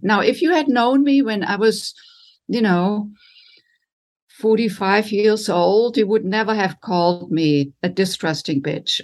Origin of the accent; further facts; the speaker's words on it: Germany; moved away as an adult; now in United States; I was raised in Germany and came to the United States in my late twenties to do postgraduate work in music